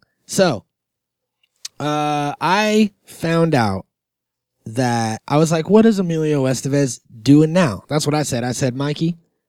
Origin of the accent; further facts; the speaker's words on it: Germany; And I'm from Germany.